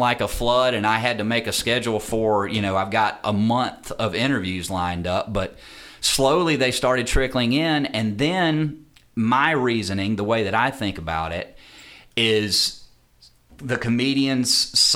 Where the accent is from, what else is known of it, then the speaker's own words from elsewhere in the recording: Germantown, North Carolina, United States; also born or lived in Winston-Salem, North Carolina; Raised in a small town about 10 minutes north of there called Germantown